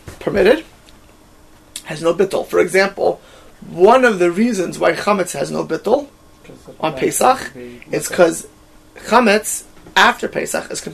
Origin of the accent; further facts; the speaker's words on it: Miami Beach, Florida, United States; I grew up in Miami Beach by like 1990